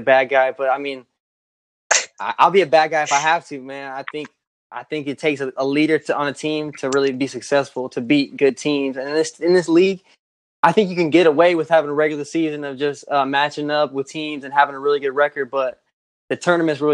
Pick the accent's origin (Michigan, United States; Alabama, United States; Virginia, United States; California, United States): California, United States; I'm from Cali